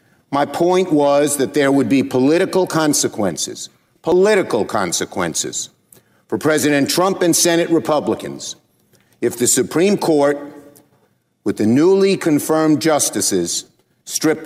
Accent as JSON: {"language": "English", "town": "New York City", "region": "New York", "country": "United States", "said": "I'm from Brooklyn. We speak in strong language."}